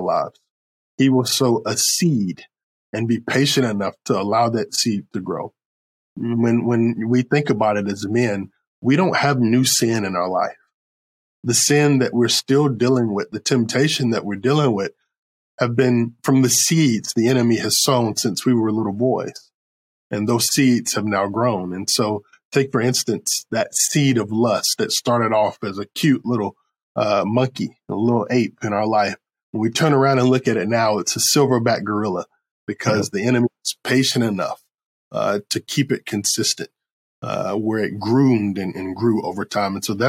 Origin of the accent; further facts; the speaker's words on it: Creedmoor, North Carolina, United States; now in Jacksonville, United States; I'm from God Country, Creedmoor, North Carolina.